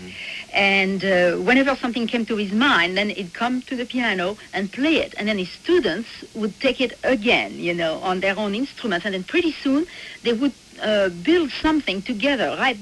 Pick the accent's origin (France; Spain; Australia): France; Châteaudun, Centre-Val de Loire; moved away as an adult; also born or lived in Paris; my hometown in Châteaudun